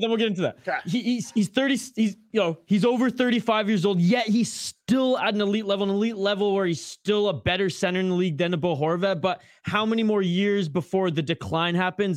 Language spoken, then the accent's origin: English; Canada; accent: Canadian; now in Minnesota, United States; my Canadian accent